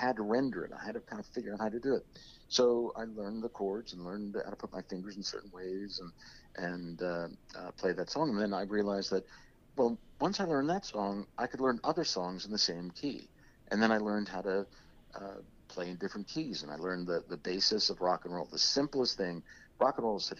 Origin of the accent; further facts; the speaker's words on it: New Jersey, United States; I grew up in South Jersey in the Delaware Valley